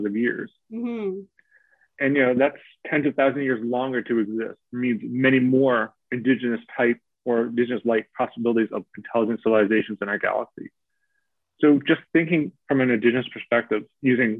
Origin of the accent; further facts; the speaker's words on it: Newfoundland and Labrador, Canada; now in Toronto, Canada; I'm Mi'kmaq and settler from, I grew up in Newfoundland or Dananogulp. That's where my family's from, the west coast of the island